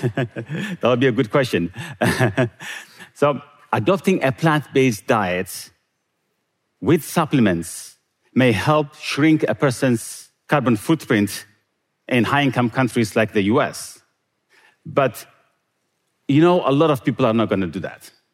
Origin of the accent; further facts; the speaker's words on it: Eritrea; moved away; Growing up in Eritrea